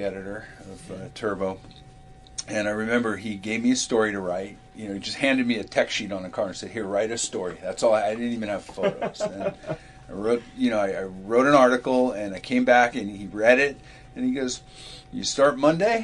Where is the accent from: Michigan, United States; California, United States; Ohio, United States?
California, United States; got my degree, and came back home. I'm from California